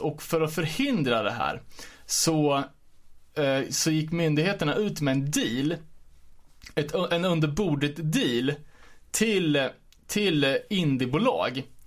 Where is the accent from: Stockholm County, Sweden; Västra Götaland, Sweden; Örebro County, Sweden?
Örebro County, Sweden; Örebro; jag var från Örebro